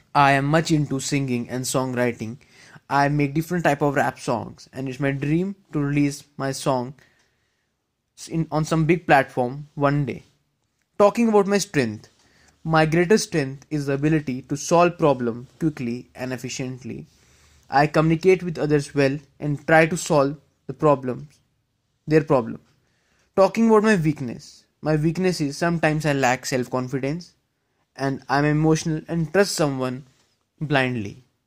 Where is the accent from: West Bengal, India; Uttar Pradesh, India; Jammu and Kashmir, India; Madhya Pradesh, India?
Jammu and Kashmir, India; Jammu; also born or lived in Dehradun, India; I am from Jammu J N K, which is also known as City of Temple.